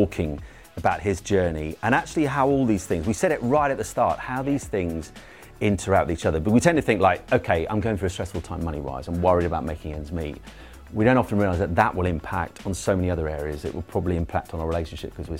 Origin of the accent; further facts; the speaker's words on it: Norfolk, East of England, United Kingdom; I'm from Norfolk